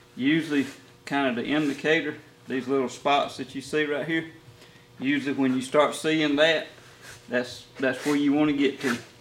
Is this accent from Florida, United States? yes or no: no; Middle Georgia, United States; I was born and raised in Middle Georgia